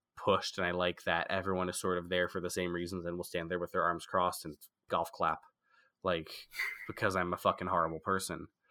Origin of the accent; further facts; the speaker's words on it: outside of Philadelphia, Pennsylvania, United States; moved away; also born or lived in France; I was born in France, but then I grew up outside of Philadelphia